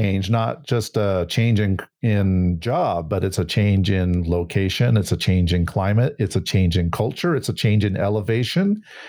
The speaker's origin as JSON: {"language": "English", "town": "Burlingame", "region": "California", "country": "United States", "tie": "born or raised there", "said": "as also a person from the Bay originally, I was born in Burlingame, and I still have family there in the Bay"}